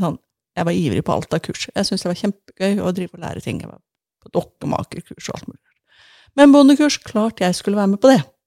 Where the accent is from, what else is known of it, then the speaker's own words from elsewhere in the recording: Sandnes, Rogaland, Norway; moved away; Jeg vokste jo opp i Sandnes eh, ved Stavanger